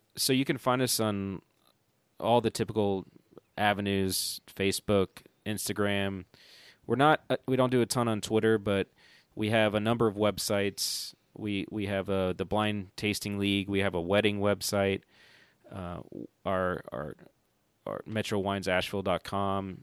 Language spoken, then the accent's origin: English; Johnson City, Tennessee, United States; also born or lived in Cincinnati; now in Asheville, United States; I grew up in Johnson City, Tennessee